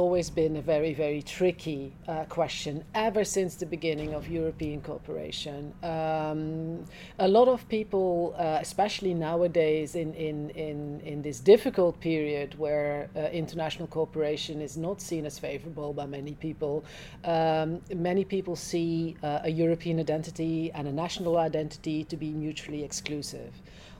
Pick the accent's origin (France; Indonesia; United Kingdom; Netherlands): Netherlands; and I come from Holland.